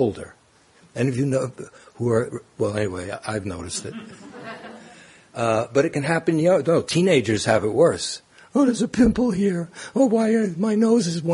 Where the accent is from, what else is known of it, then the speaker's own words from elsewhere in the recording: New York City, New York, United States; Growing up in Brooklyn